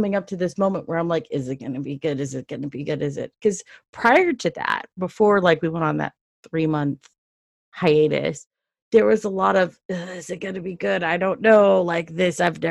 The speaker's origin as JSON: {"language": "English", "town": "Dallas", "region": "Texas", "country": "United States", "tie": "born or raised there"}